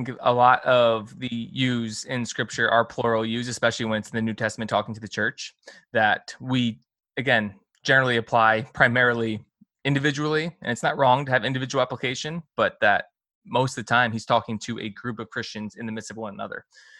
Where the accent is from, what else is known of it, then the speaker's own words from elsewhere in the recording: the North, United States; as opposed to us Northerners.